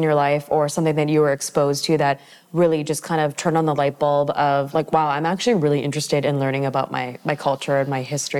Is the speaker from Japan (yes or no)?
no; Richmond, British Columbia, Canada; also born or lived in Vancouver; So born in Vancouver, raised in Richmond.